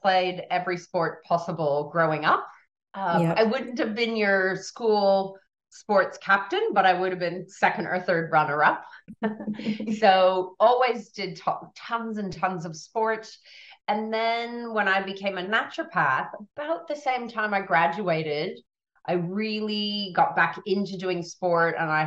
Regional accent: United States; now in Australia; I'm American born

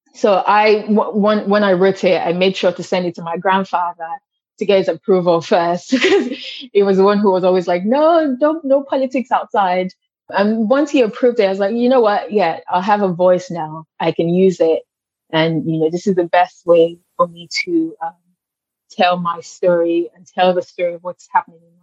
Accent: Lagos, Nigeria; moved away as an adult; now in New York, United States; I grew up in Lagos

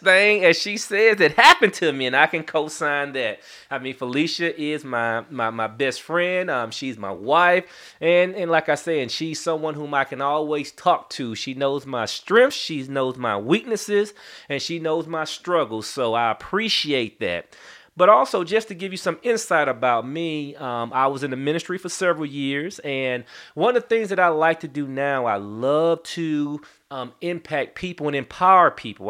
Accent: St. Louis, Missouri, United States; now in Atlanta, United States; I'm originally from Saint Louis, Missouri, but I've been in Atlanta, Georgia since nineteen ninety-one

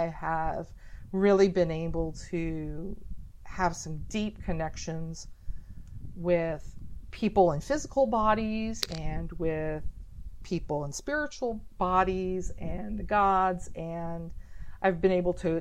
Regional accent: Oklahoma, United States; also born or lived in Houston, Texas / Washington, D.C.; now in Baltimore, United States; I've been in this area since like 1998, and before that I lived in Houston, and I was raised in Oklahoma.

